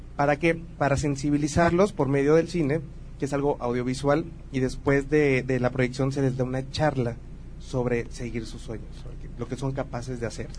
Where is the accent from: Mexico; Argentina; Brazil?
Mexico; Tabasco; also born or lived in Veracruz; Nací en Tabasco y viví en Veracruz también